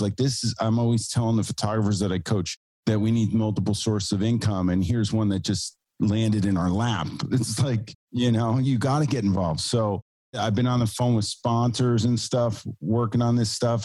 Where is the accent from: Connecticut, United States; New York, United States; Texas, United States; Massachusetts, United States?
New York, United States; New York City; I'm from New York City. I have a studio here